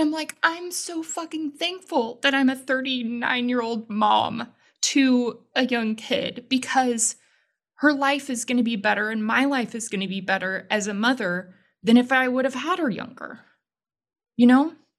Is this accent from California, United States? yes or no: no; Houston, Texas, United States; I grew up in Houston, grew up in a religious household